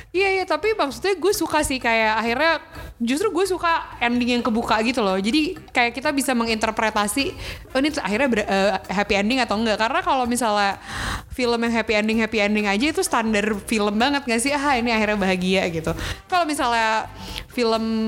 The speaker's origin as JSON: {"language": "Indonesian", "country": "Indonesia", "said": "kita orang Indonesia"}